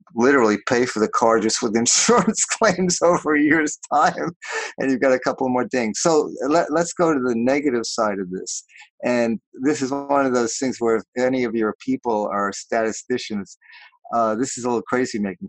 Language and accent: English; New York, United States; also born or lived in Los Angeles, United States; now in Portland, United States; I grew up in New York